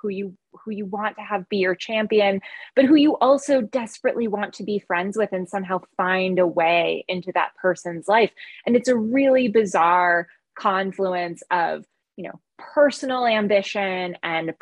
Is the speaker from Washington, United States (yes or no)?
no; California, United States; also born or lived in Northwestern Massachusetts; I'm a Californian